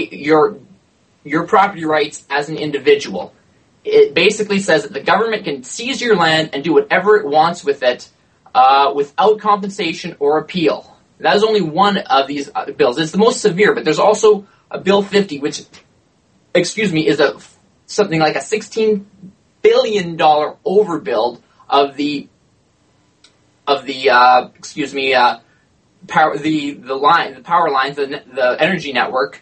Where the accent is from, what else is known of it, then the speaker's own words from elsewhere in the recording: Alberta, Canada; I'm personally from Alberta.